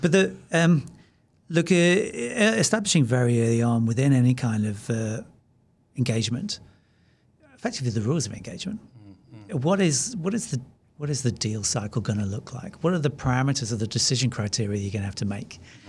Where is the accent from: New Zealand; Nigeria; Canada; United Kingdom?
New Zealand; Maybe part of that is being Kiwi.